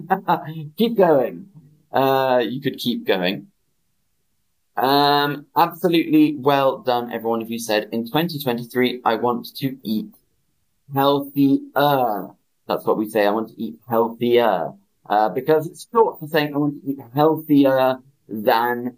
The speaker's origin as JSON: {"language": "English", "country": "United Kingdom", "said": "I'm British"}